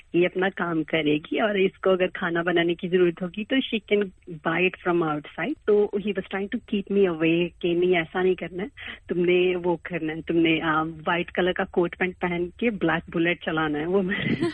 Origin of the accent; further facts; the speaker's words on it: India; moved away as an adult; now in Australia; हम इंडिया से आते हैं